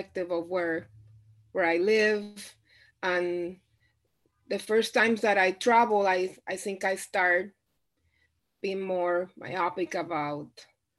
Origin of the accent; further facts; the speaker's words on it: Puerto Rico; moved away as an adult; I grew up in Puerto Rico. I was born and raised in Puerto Rico. I lived in Puerto Rico 27 years before I moved anywhere else